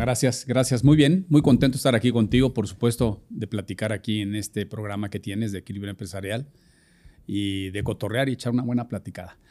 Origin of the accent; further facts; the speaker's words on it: Puebla, Mexico; yo soy, soy un poblano